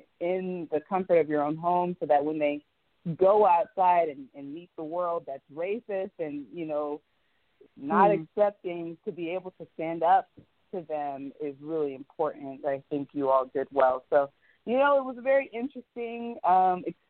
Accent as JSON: {"language": "English", "town": "Wichita", "region": "Kansas", "country": "United States", "tie": "born or raised there", "also_born_or_lived": "McPherson, Kansas", "moved": "as an adult", "lives_now": "Los Angeles, United States", "said": "growing up in Wichita, Kansas"}